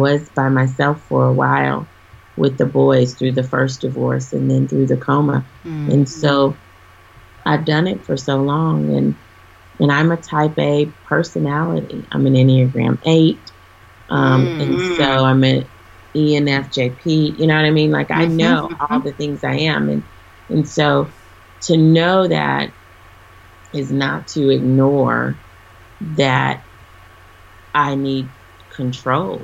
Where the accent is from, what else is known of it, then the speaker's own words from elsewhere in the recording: Texas, United States; I'm a Texan, so I love everything Texas.